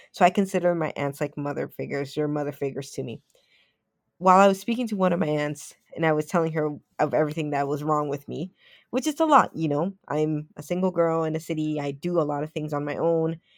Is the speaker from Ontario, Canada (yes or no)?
yes; Toronto, Ontario, Canada; moved away; I am a Canadian kid at heart. I did grow up in Toronto